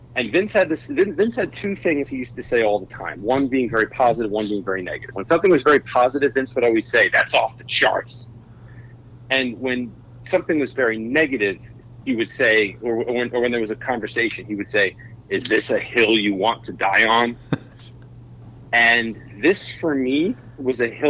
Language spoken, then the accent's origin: English; New York, United States; I grew up, I'm from New York